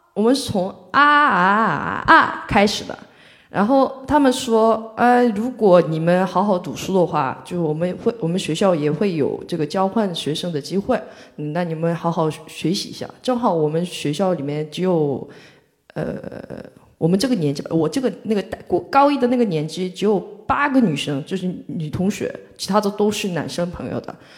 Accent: Mokpo, South Jeolla, South Korea; Chinese is a second language; moved away as an adult; now in Shanghai, China; 我是来自全罗南道的一个，呃，属于中国的三四四线城市吧，就是很，对，三四线城市

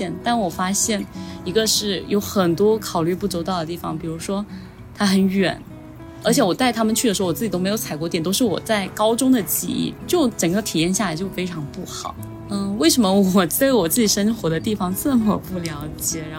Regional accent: Shenzhen, Guangdong, China; 我们大多数在深圳长大的人

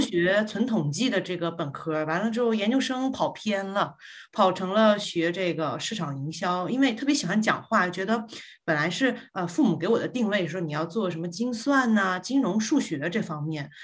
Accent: Guangzhou, Guangdong, China; accent: Northeastern (Dongbei); moved away as an adult; also born or lived in Northeast China; now in New Zealand; 我其实小时候六岁以前呢是在东北生活的，然后呢之后就到了广州，然后到广州这个一直到十八岁

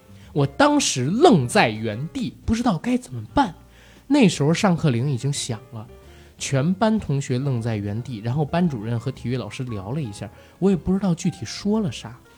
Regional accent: Beijing, China; also born or lived in Shandong; 因为从小在北京长大，在老家呢没待几年，所以山东话讲的不是很好。

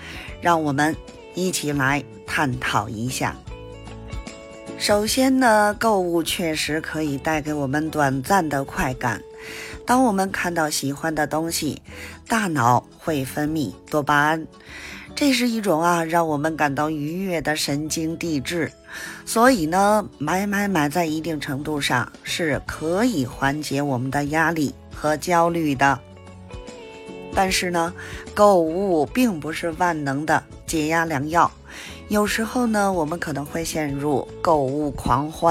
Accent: Beijing, China; ，咱们下期节目再见

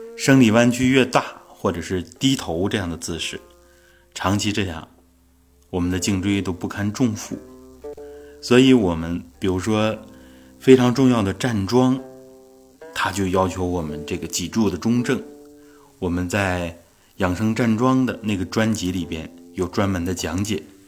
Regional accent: Northeast China, China; 我们东北的一句土话，啊，叫“更更脖儿”

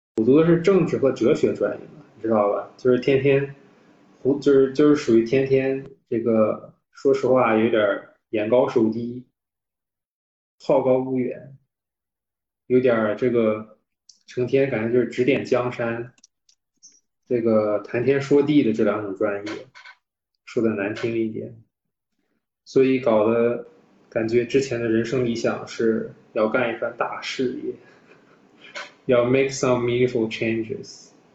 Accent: Shandong, China; moved away; 我老家是山东的 所以我的，哦，我，我，我，我，我爸爸妈妈和我们三个人都是山东人哦。所以我们所有的长辈儿、亲戚都在山东

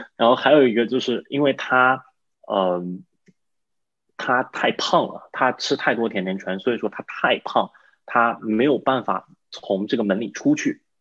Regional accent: China; also born or lived in Boston; now in United States; 我是整个团队中唯一一个中国人，就是唯一一个英语不是母语的

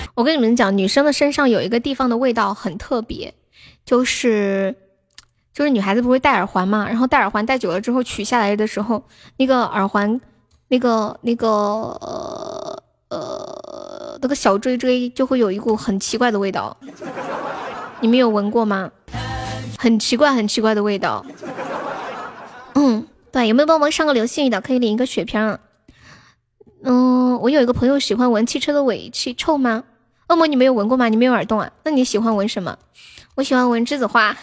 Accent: Nanchong, Sichuan, China; accent: Sichuan; 我是蓝葱嘞

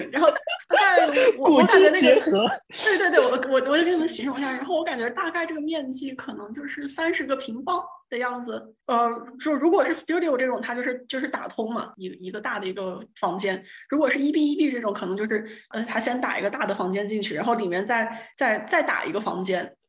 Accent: Dingcun, Shanxi, China; 然后我老家是。是山西南部的一个小县城，就是一个小村落。

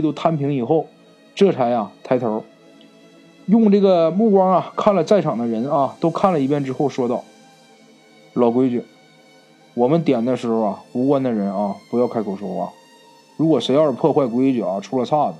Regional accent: Northeast China, China; accent: Northeastern; 咱们东北话

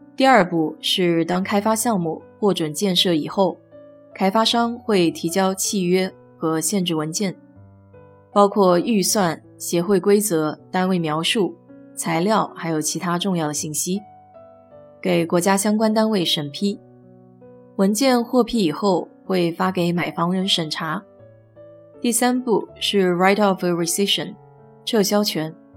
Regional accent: China; now in United States; 我们中国人大多习惯住新房子

